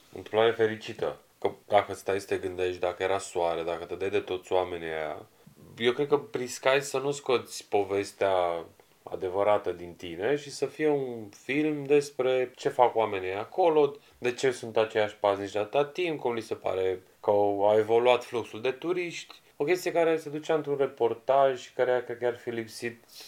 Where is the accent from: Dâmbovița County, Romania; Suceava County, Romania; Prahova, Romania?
Prahova, Romania; Ploiești; Din Ploiești